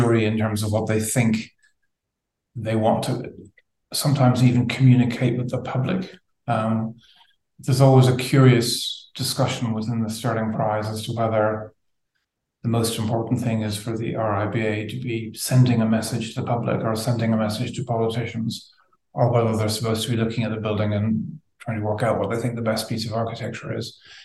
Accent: Ireland; now in London, United Kingdom; I was brought up in Southern Ireland, but my family are from Northern Ireland

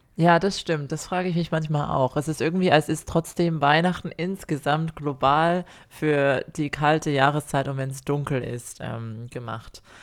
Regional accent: Germany; born or raised there; now in Australia

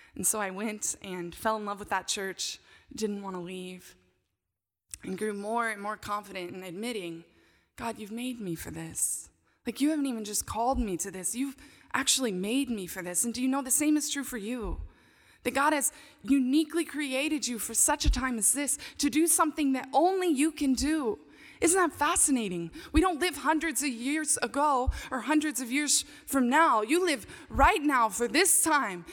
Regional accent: McKinney, Texas, United States; also born or lived in Johannesburg, South Africa; now in Dallas, United States; my hometown, McKinney

